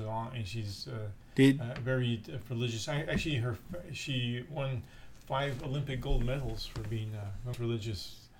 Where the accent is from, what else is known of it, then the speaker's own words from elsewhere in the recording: Buenos Aires, Argentina; I'm from Argentina, Buenos Aires, Argentina. That's where I was born.